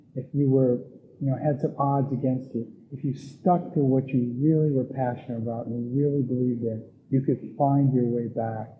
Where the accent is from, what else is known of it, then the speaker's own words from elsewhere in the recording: Midwest, United States; I'm from the Midwest